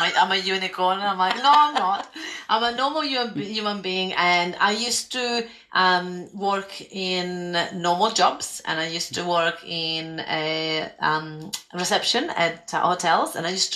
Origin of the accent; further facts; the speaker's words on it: Italy; moved away as an adult; also born or lived in London / Spain / Greece; now in Australia; I grew up in Italy and I left Italy and I went to live in London and then Spain and then Greece.